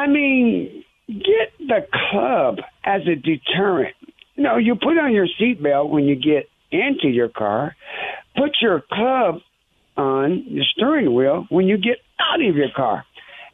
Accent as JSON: {"language": "English", "region": "Alabama", "country": "United States", "moved": "yes", "lives_now": "Colorado, United States", "said": "I'm from Alabama"}